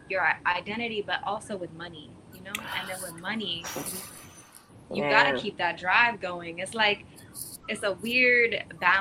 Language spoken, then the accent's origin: English; New York, United States; growing up in New York, like I guess in high school and in school